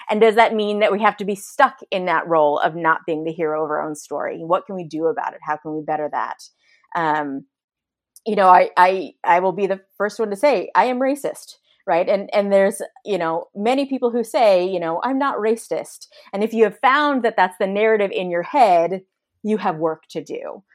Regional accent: San Francisco Bay Area, California, United States; moved away as an adult; now in Austin, United States; we moved away from the San Francisco Bay Area to a, to a much more homogenous area that I recognized, um, the privilege it was to grow up around so much diversity

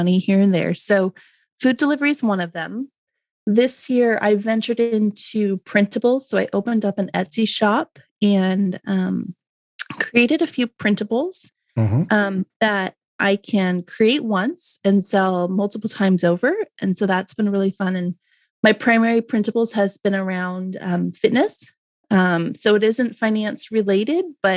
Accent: Portland, Oregon, United States; I was born and raised in the Pacific Northwest of the United States. I grew up just outside of Portland, Oregon, on a family farm.

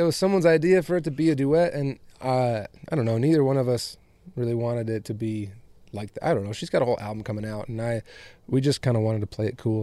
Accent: West Michigan, United States; moved away; also born or lived in Chicago, Illinois; I was born in Chicago and grew up in West Michigan

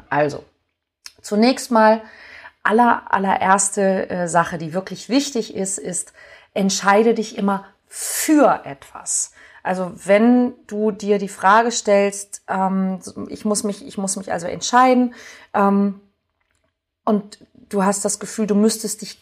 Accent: Hamburg, Germany; ich nehme mal mein, meine Heimatstadt Hamburg

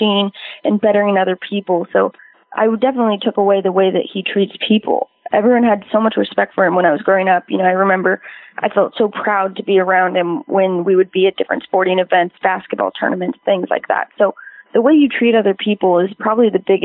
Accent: Albuquerque, New Mexico, United States; I grew up in Albuquerque, New Mexico

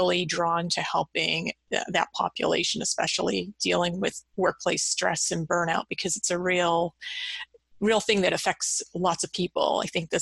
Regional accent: Massachusetts, United States; I've grown up in Massachusetts. I've lived here my whole life

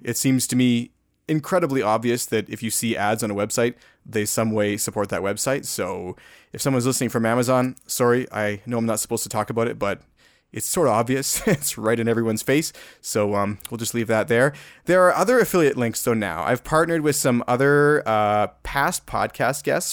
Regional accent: Alberta, Canada; I'm from Alberta, Alberta

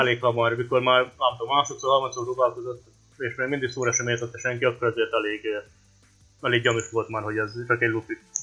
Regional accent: Vojvodina, Serbia; moved away; Szerbiában születtem, úgyhogy eh, ezt tartom az otthonnak

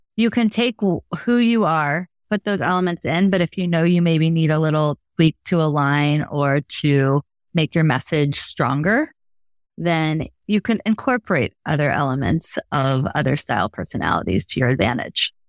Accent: Logansport, Indiana, United States; moved away as an adult; also born or lived in New York City / Chicago; I'm a Midwest girl, born and raised in Logansport, Indiana

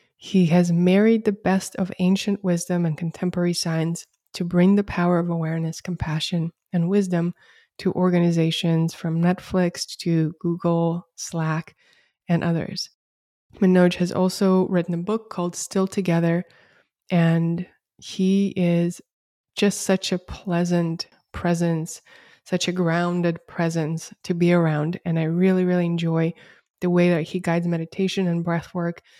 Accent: Russia; moved away as an adult; also born or lived in Canberra, Australia; now in United States; We moved from Russia, where I'm originally from, to Canberra

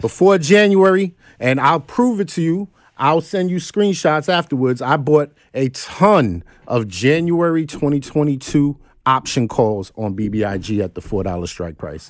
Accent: New York City, New York, United States; I'm some cat from Crook Avenue in Brooklyn

